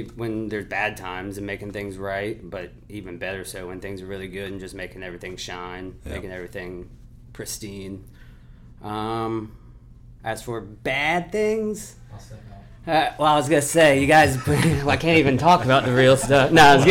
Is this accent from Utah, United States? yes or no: no; Raleigh, North Carolina, United States; I'm born and raised here, Raleigh, North Carolina